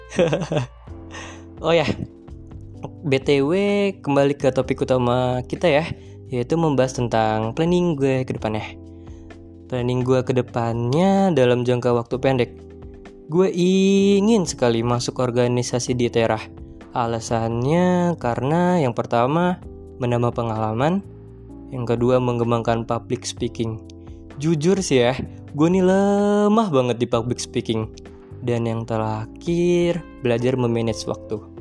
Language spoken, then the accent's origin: Indonesian; Lampung, Indonesia; Gue lahir dari kota kecil dengan segala kenangannya. Yang orang sering bilang kota gue itu kota begal. Yaps, Lampung